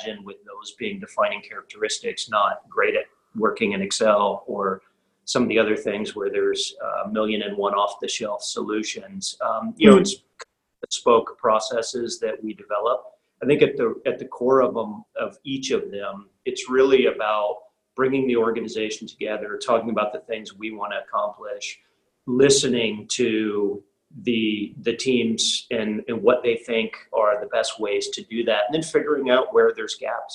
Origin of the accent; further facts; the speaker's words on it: United States; moved away as an adult; now in Europe; I'm an American living and working here in Europe